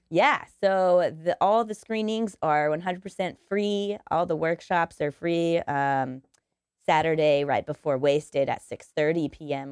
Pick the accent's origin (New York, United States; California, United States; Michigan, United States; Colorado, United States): Colorado, United States; Denver; moved away; I'm from Denver, Colorado, so I would like to go back to Colorado